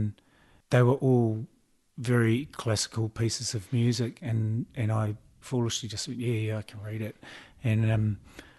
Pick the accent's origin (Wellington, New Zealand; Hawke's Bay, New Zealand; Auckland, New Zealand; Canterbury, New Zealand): Auckland, New Zealand; I grew up in Mount Albert, okay, in Auckland